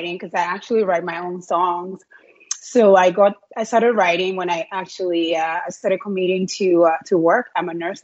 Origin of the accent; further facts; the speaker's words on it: Liberia; moved away as an adult; now in Canada; I'm from, like, born and raised in Liberia, West Africa.